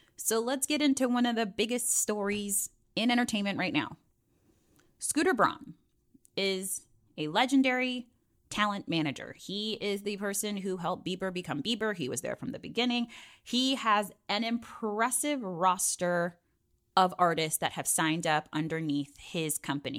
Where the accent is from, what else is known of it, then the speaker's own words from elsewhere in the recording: Virginia, United States; from the seven five seven, my hometown